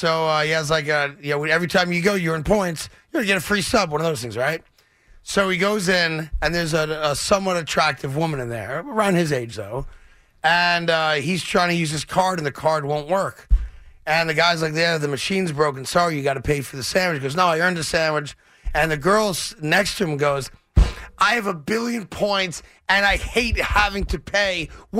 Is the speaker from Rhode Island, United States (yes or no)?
no; New York, United States; as a New Yorker who appreciates a really good sub.